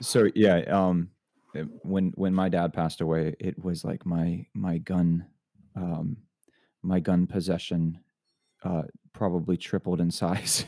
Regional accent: Florida, United States; I grew up in Florida

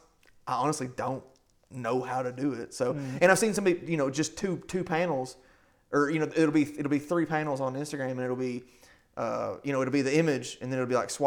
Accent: Kentucky, United States; we're from Kentucky

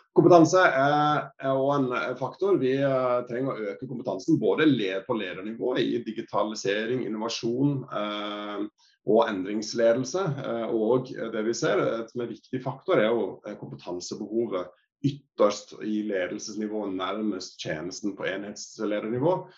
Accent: Sørlandet, Norway; vi er jo fra Sørlandet

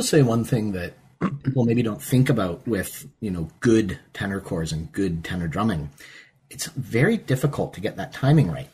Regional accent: Perrysburg, Ohio, United States; moved away; also born or lived in Pittsburgh, Pennsylvania; I'm obviously from the States. I, I was born in Pittsburgh. I grew up in Northwest Ohio in a town called Perrysburg.

